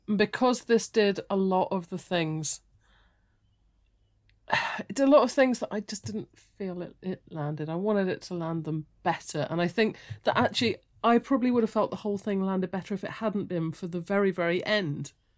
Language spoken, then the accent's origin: English; United Kingdom; we're all British